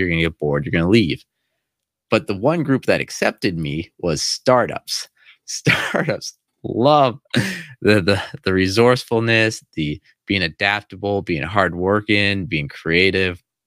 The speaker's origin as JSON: {"language": "English", "country": "United States", "also_born_or_lived": "China", "moved": "as an adult", "said": "I actually speak English, I'm from America"}